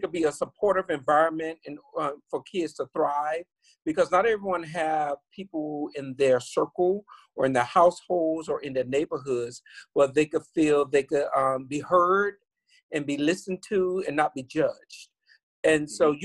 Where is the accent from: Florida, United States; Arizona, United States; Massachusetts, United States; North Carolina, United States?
Florida, United States; Miami; I grew up in Liberty City, Scott Projects in Miami, Florida